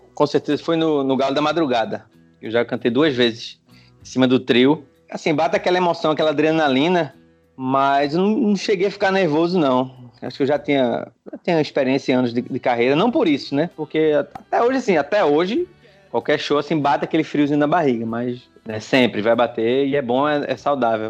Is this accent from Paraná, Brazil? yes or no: no; Recife, Pernambuco, Brazil; also born or lived in France; eu nasci em Recife, aí com dois anos eu fui para. Morei cinco anos na França